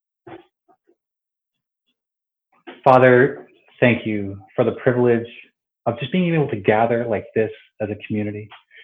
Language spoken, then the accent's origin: English; Toronto, Ontario, Canada; I was born and raised here in Toronto